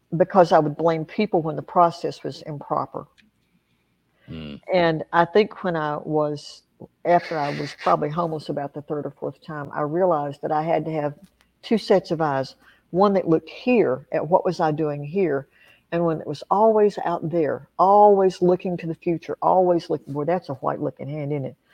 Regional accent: Appalachia, United States; I grew up in Appalachia

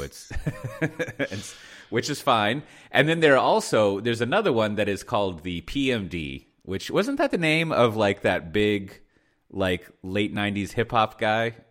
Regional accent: United States; moved away; I'm an American living here in the, uh, the sleepy, like, uh, village.

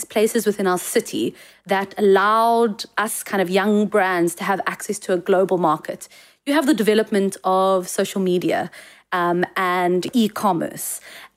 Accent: South Africa; as South African designers

